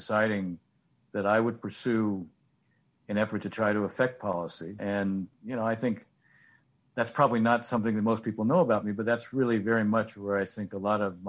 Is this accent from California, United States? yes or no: yes; San Francisco, California, United States; moved away as an adult; now in Washington, United States; I grew up in the San Francisco area